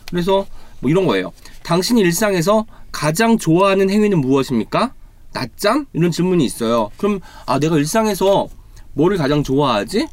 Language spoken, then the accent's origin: Korean; Jeonju, North Jeolla, South Korea; moved away; 제가 또 전주가 고향입니다.